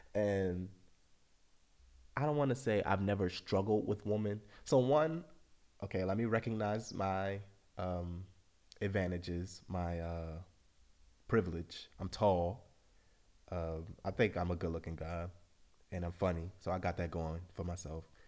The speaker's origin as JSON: {"language": "English", "town": "Baltimore", "region": "Maryland", "country": "United States", "tie": "born or raised there", "moved": "as an adult", "lives_now": "Europe", "said": "I'm from Baltimore, lived there my whole life."}